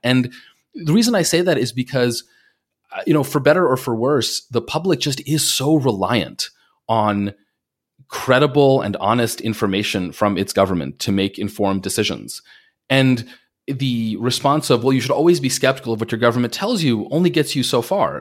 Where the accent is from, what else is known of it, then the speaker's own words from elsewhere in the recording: Long Island, New York, United States; growing up on Long Island